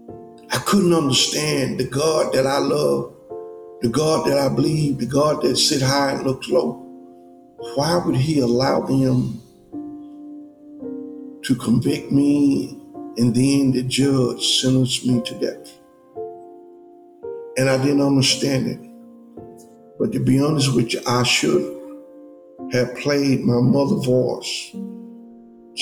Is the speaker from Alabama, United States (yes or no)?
yes; Birmingham, Alabama, United States; I was born in Birmingham, Alabama.